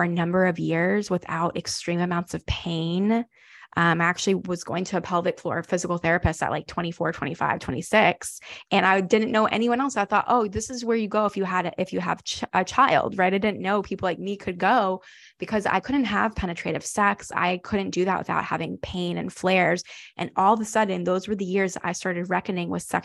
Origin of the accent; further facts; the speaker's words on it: the South, United States; I grew up Jewish, but I grew up Jewish in the South.